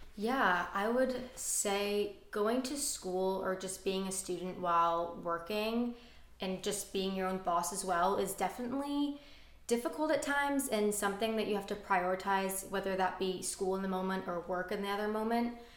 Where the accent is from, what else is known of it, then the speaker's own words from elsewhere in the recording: Orange County, California, United States; growing up in Orange County and being close to family